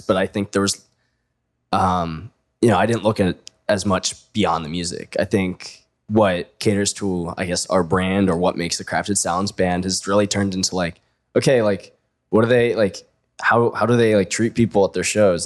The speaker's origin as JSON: {"language": "English", "town": "Annapolis", "region": "Maryland", "country": "United States", "moved": "as an adult", "lives_now": "Pittsburgh, United States", "said": "I'm from like Annapolis area, but I say I'm from Baltimore."}